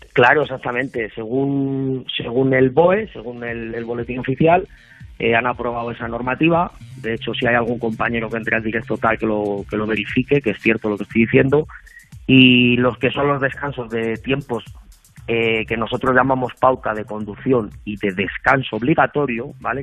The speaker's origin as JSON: {"language": "Spanish", "town": "Salamanca", "region": "Castile and León", "country": "Spain", "said": "soy, soy de Salamanca, ambas cosas. Soy de Salamanca"}